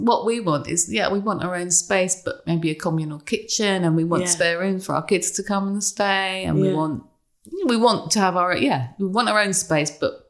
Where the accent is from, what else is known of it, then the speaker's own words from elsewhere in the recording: England, United Kingdom; they were laughing at us because we're English